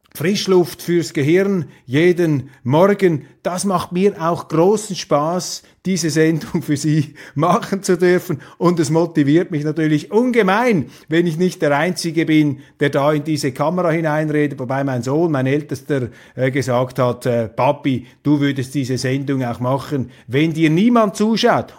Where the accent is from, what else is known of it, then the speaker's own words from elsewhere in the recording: Switzerland; als Schweizer